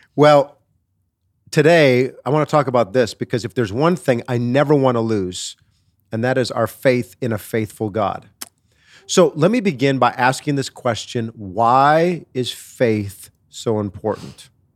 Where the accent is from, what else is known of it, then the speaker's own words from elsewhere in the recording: Wisconsin, United States; I'm from Wisconsin. I'm a Wisconsin boy.